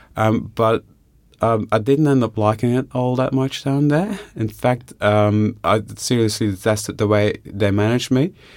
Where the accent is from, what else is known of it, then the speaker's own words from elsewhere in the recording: Bellem, Flanders, Belgium; moved away as an adult; also born or lived in Ghent; now in Australia; I grew up in Flanders, uh, in a, a village called Bellem, which is about twenty kilometers from a city called Ghent